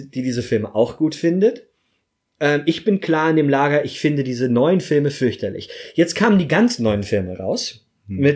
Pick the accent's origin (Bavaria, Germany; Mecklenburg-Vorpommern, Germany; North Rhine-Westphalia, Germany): Bavaria, Germany; Munich; Ich bin Deutscher. Ich bin Bayer. Ich bin Münchner. Ich bin Jude. Ich bin klein.